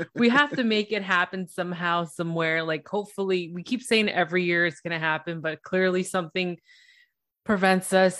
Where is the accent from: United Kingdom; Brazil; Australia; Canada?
Canada; Toronto, Ontario; I'm from Toronto, Ontario